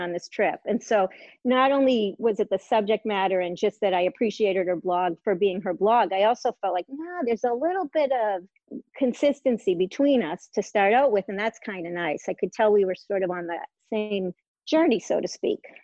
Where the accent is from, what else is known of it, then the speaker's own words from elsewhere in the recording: Massachusetts, United States; moved away as an adult; now in Maine, United States; I grew up in Massachusetts um, on a lake